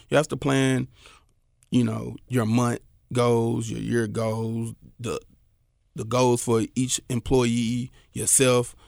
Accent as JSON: {"language": "English", "town": "Memphis", "region": "Tennessee", "country": "United States", "tie": "born or raised there", "said": "I'm from North Memphis, you know, Valentine Evergreen."}